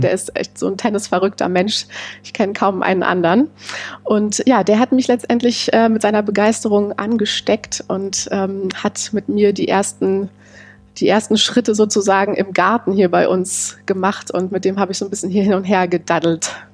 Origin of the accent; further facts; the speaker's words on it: Berlin, Germany; an den Ort meiner Kindheit, wo ich groß geworden bin, nach Heiligensee